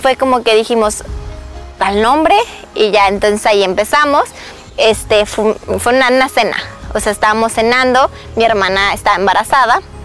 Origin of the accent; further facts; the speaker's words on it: Mexico; first language Spanish; now in United States; este no es mi país, yo soy mexicana. Y yo voy a México, hablo mi idioma y me entienden